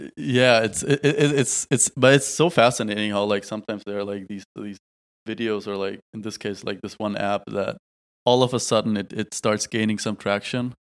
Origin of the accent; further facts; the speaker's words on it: Tübingen, Baden-Württemberg, Germany; moved away as an adult; now in Berlin, Germany; back in our beautiful hometown in Tübingen. Now I'm back home in Berlin.